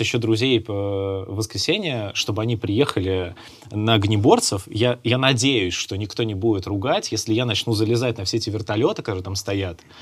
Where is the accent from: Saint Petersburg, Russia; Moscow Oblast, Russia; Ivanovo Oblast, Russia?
Ivanovo Oblast, Russia; Ivanovo; moved away; я родился в Иваново